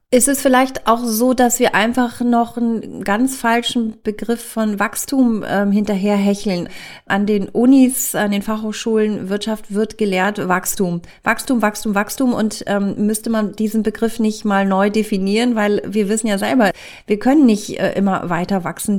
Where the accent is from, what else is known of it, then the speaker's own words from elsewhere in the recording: Lower Saxony, Germany; ich komme aus Niedersachsen